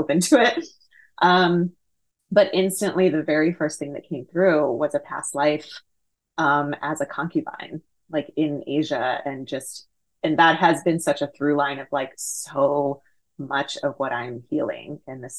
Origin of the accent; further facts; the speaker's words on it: Houston, Texas, United States; I was born and raised in Houston, Texas